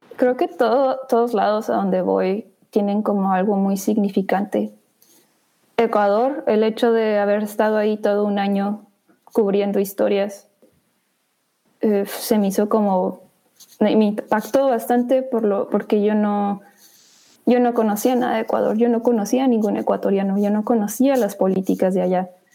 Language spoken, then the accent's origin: Spanish; Chihuahua, Mexico; moved away as an adult; also born or lived in Chicago; now in New York, United States; Pues yo crecí en Chihuahua, México